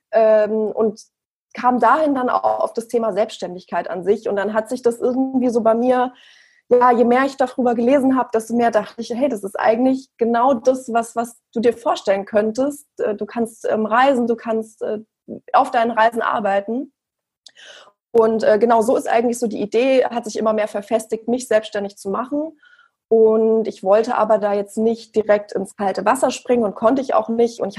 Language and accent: German; Frankfurt, Hesse, Germany; Also ich bin, wie gesagt … Ich bin 32 Jahre alt und ich komme aus Frankfurt.